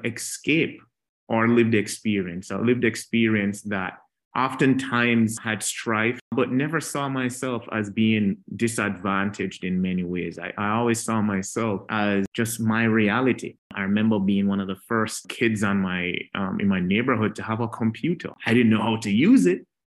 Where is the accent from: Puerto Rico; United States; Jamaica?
Jamaica; a little kid growing up in Jamaica, not Jamaica, Queens in New York, but Jamaica, the island itself